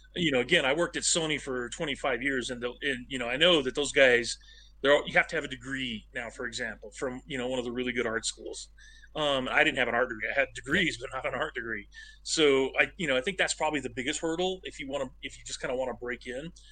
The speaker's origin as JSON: {"language": "English", "town": "Medford", "region": "Oregon", "country": "United States", "tie": "born or raised there", "said": "I grew up in Medford, Oregon, which is a tiny town yeah. in southern Oregon"}